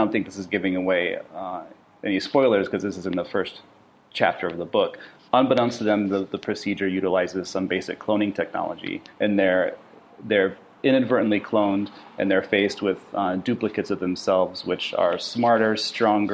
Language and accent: English; Sioux City, Iowa, United States; moved away as an adult; also born or lived in Portland, Oregon; me moving from my hometown of Sioux City, Iowa, to Portland, Oregon, to go to art school